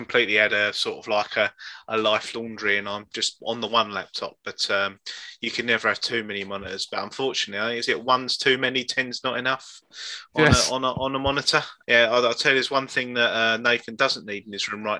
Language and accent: English; United Kingdom; in our DNA as being British